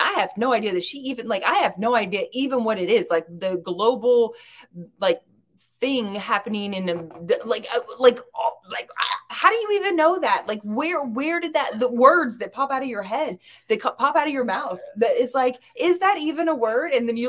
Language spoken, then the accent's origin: English; the South, United States; accent: southern drawl; we're both from